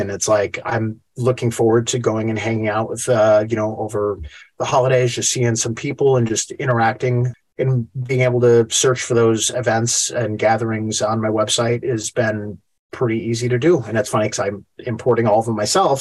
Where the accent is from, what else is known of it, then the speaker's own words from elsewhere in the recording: Chicago, Illinois, United States; moved away as an adult; also born or lived in Asheville; I'm born and raised in Chicago